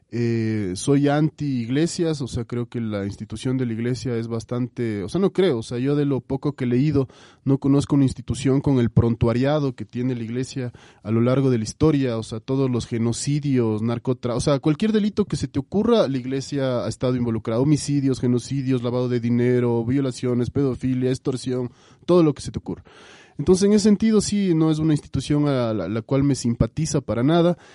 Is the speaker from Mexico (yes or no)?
no; Quito, Pichincha, Ecuador; un quiteño ecuatoriano eh, orgulloso de sus raíces